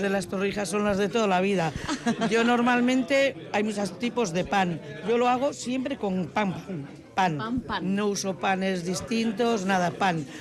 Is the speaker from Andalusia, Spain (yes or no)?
no; Galicia, Spain; also born or lived in Zaramaga, Vitoria-Gasteiz; now in Vitoria-Gasteiz, Spain; como buena gallega